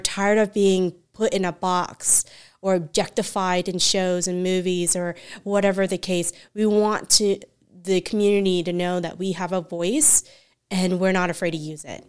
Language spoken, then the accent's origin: English; Central Florida, United States; I'm from Central Florida